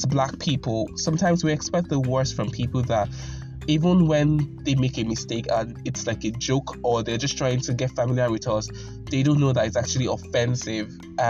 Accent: Nigeria; I'm from Nigeria.

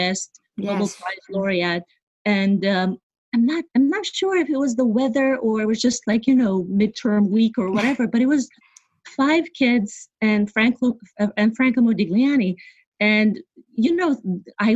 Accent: Bucharest, Romania; moved away as an adult; now in New York, United States; So I was born and raised in Bucharest, Romania

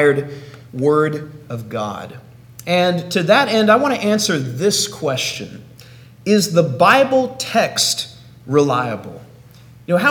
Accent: Oklahoma, United States; now in Tallahassee, United States; I hail from Oklahoma, but right now I'm living in Florida in the city of Tallahassee

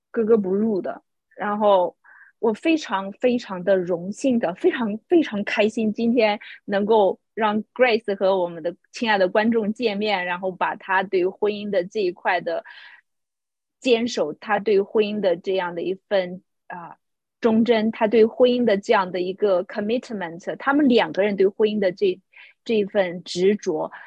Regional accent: China; moved away; 这个也是挑战我们中国人价值观的

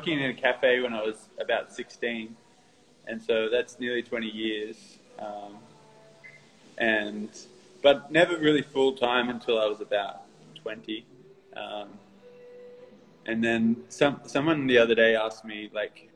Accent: Newcastle, New South Wales, Australia; moved away as an adult; now in Sydney, Australia; when I moved to Sydney around 2008, because I'm from Newcastle originally

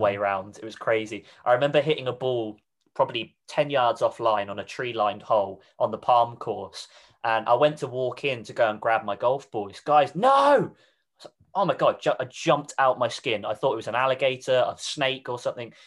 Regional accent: Reading, South East England, United Kingdom; moved away; I'm originally from Reading, which is in Berkshire

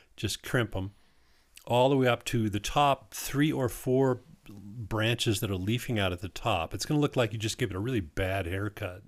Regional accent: Wisconsin, United States; also born or lived in Southwest Colorado; now in Colorado, United States; I'm from Wisconsin. They had rhubarb pie when I was growing up

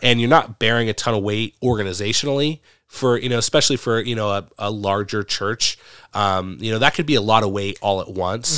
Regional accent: Medford, Oregon, United States; moved away as an adult; now in Brandon, United States; I grew up in Medford, Oregon

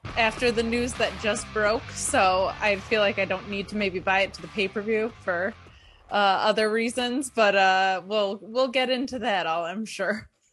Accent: Binghamton, New York, United States; moved away; also born or lived in New Jersey; my hometown of Binghamton

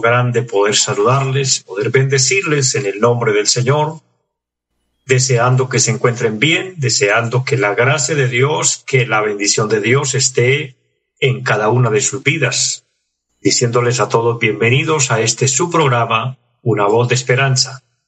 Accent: Colombia

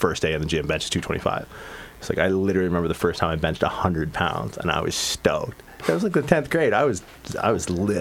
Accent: Newfoundland and Labrador, Canada; I'm from Newfoundland

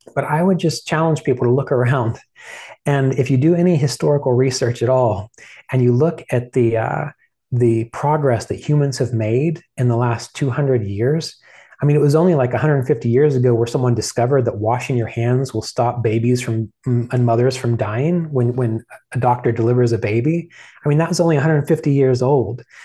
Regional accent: West Virginia, United States; I grew up in West Virginia

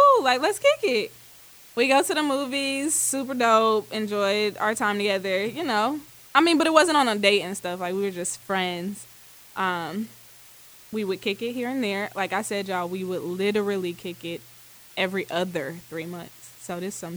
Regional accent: Ohio, United States; moved away as an adult; now in Atlanta, United States; live currently here in Atlanta by way of Ohio. I'm from Ohio

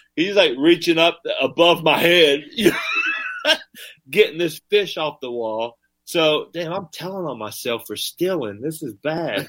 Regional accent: Appalachian area, United States; accent: country; I'm country as hell, my man. I grew up in the Appalachian area.

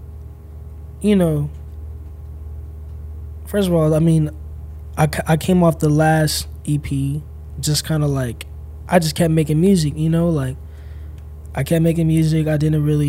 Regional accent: St. Louis, Missouri, United States; also born or lived in Illinois / Encino, Los Angeles; now in Los Angeles, United States; I'm from St. Louis, Missouri. I was born in Illinois, outside of Chicago. I was raised, I like moved after a month, and I moved to St. Louis with my family.

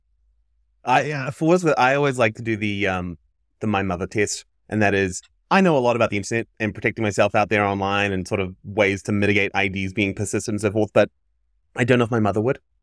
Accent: New Zealand; I grew up in New Zealand

